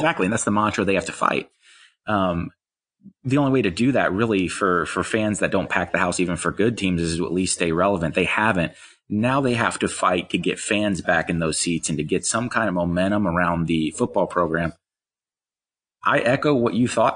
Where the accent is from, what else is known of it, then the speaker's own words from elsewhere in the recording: Eastern North Carolina, United States; I grew up in Eastern North Carolina, uh, Wilmington, Rocky Mount, those kind of places.